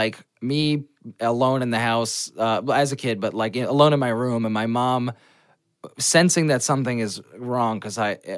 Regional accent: Old Bridge, New Jersey, United States; New Jersey. Old Bridge, New Jersey

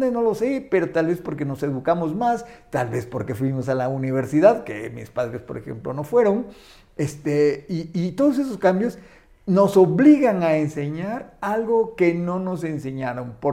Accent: Chiapas, Mexico; Soy chiapaneco

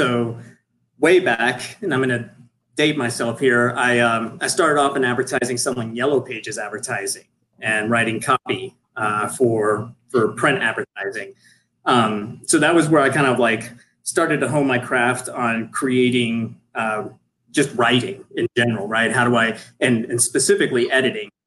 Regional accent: Houston, Texas, United States; now in Denver, United States; I'm from Houston, Texas originally

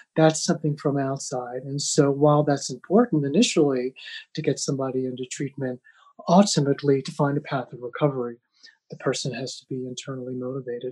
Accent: United States; moved away as an adult; also born or lived in Amsterdam; as a white privileged male growing up in America

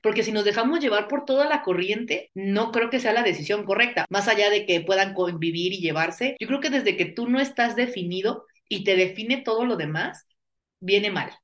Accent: Mexico; somos mexicanos

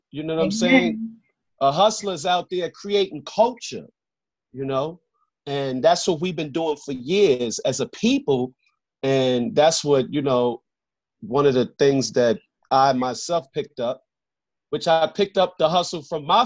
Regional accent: New York, United States; a little background of the New York, the New York I grew up in.

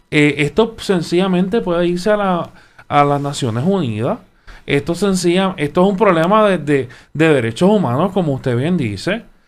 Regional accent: Puerto Rico; como, como puertorriqueño

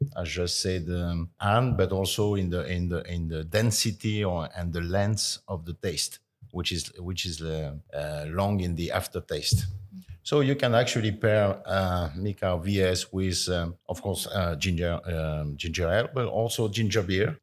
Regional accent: Cognac, Nouvelle-Aquitaine, France; also born or lived in Bordeaux; I was born in Bordeaux, but I spent all my life in Cognac

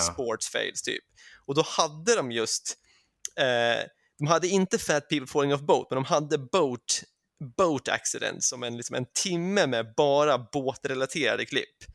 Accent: Sweden; now in England, United Kingdom; som svensk

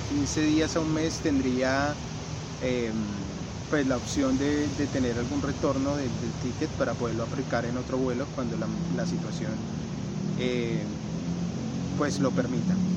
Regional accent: Bogotá, Colombia; moved away as an adult; also born or lived in Australia; soy colombiano de Bogotá

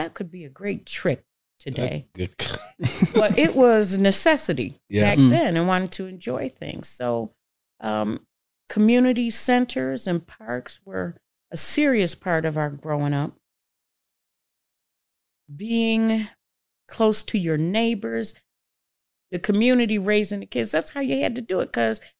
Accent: Syracuse, New York, United States; Well, I grew up poor in Syracuse, New York.

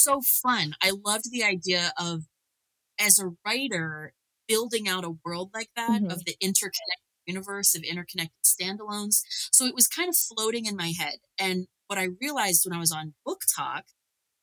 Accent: Northern Kentucky, United States; I grew up in Kentucky, Northern Kentucky

